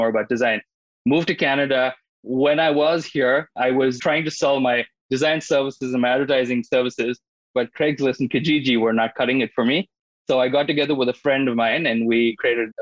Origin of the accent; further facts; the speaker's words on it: India; moved away as an adult; I was born and brought up in India, and I went to school there for business